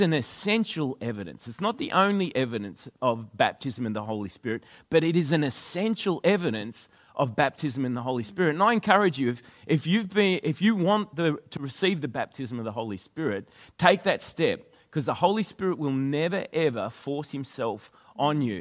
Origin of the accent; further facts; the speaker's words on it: Australia; accent: Australian; I'm an Aussie